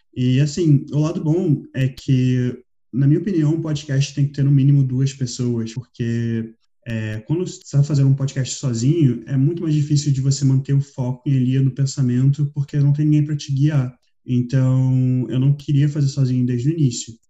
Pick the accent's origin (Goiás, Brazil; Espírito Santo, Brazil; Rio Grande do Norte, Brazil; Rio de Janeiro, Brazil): Rio de Janeiro, Brazil; moved away as an adult; also born or lived in Switzerland; now in Portugal; Eu morei 18 anos no Rio de Janeiro, onde eu nasci, morei 4 anos na Suíça e estou aqui há alguns meses em Portugal.